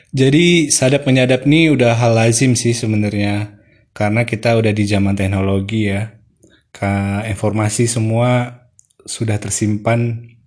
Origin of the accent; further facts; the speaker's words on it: Bintan Island, Riau Islands, Indonesia; saya besar di Pulau Bintan